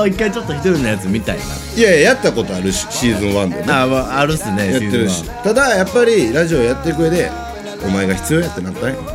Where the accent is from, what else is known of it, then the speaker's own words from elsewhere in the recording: Hyogo, Japan; 地元兵庫から